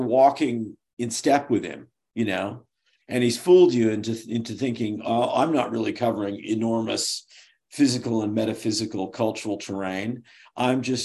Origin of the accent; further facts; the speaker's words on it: San Francisco Bay Area, California, United States; moved away; also born or lived in Hollywood / Pasadena / New England; I'm from the Bay Area